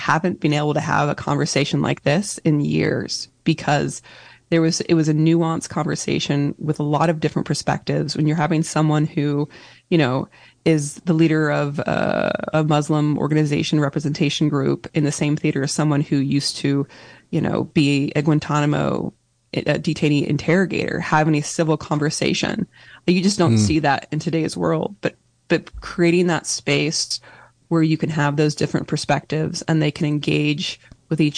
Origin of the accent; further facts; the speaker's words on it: Northern California, United States; I was born and raised in Northern California